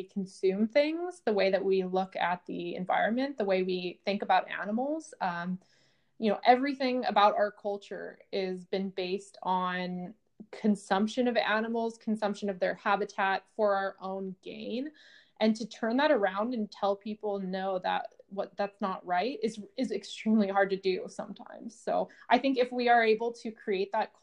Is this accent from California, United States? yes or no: yes; California, United States; growing up in California